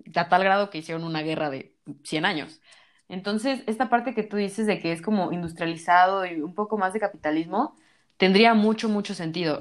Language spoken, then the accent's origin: Spanish; Mexico; Yo soy mexicana